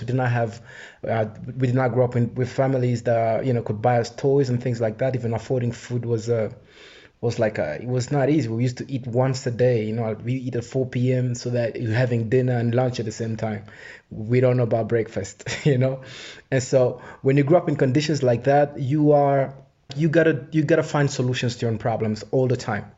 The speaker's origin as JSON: {"language": "English", "town": "Goma", "region": "North Kivu", "country": "DR Congo", "tie": "born or raised there", "also_born_or_lived": "Rwanda", "moved": "yes", "said": "I was born in Goma in 81"}